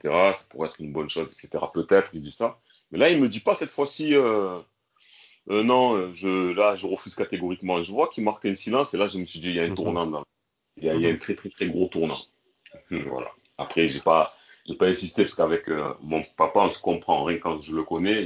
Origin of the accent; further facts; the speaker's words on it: Marseille, Provence-Alpes-Côte d'Azur, France; j'ai grandi à Marseille